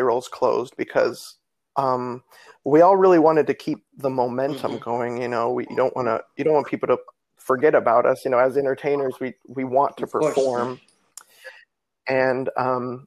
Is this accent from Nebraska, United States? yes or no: yes; Nebraska, United States; now in Florida, United States; I'm from Nebraska